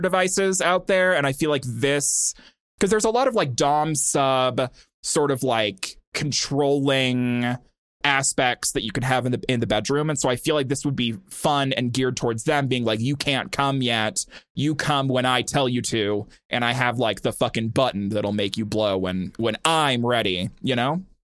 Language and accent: English; Montana, United States; I'm from Montana